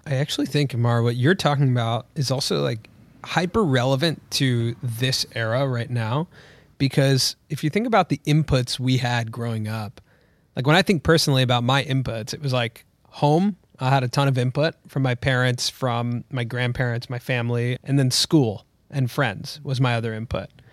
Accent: Los Angeles, California, United States; I was born here in Los Angeles, but both of my parents were born in India. And when I was brought up here in L

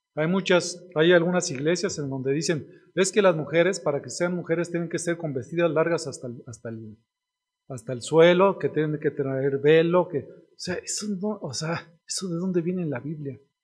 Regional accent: Ixtlahuaca and Toluca, State of Mexico, Mexico; nosotros que somos de aquí, de Iztlahuaca y de Toluca

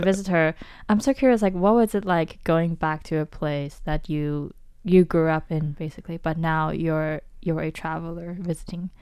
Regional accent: Taiwan; I grew up in Taiwan

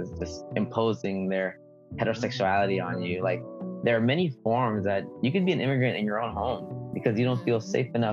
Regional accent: United States; English is a second language; I am not undocumented. I was born in the United States

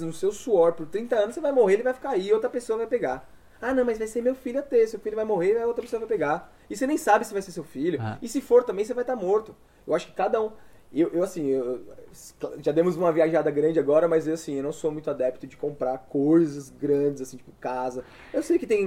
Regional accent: São Paulo, Brazil; moved away as an adult; also born or lived in João Pessoa; saí de São Paulo, fui para morar em João Pessoa, com 24 anos

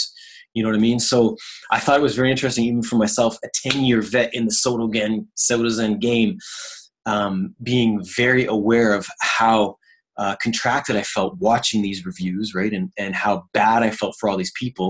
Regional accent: East Coast of Canada, Atlantic Canada, Canada; moved away; also born or lived in Ontario; I grew up on the East Coast of Canada. I was born out there.

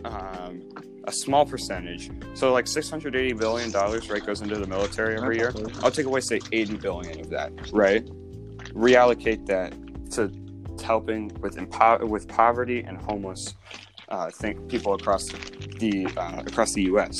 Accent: Dublin, Ohio, United States; we all grew up in the Dublin bubble. We all grew up in the suburbs

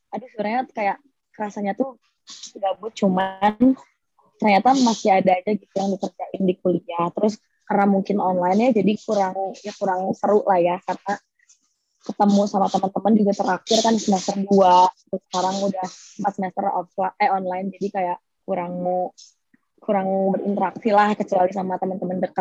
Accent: Bandung, West Java, Indonesia; aku asli Bandung.

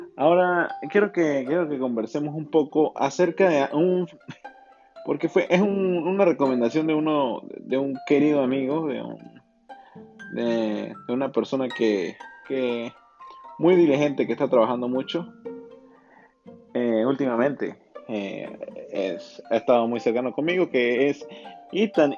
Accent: Venezuela; viví una época muy bonita en Venezuela, creciendo en Venezuela.

